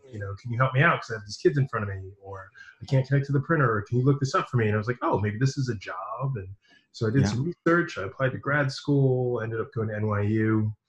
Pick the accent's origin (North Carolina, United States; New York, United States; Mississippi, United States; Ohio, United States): New York, United States; moved away; I'm originally from New York.